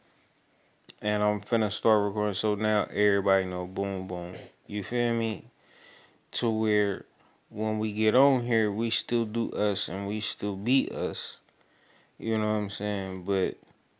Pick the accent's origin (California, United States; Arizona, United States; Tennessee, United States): California, United States; Oakland; I'm from East Oakland, California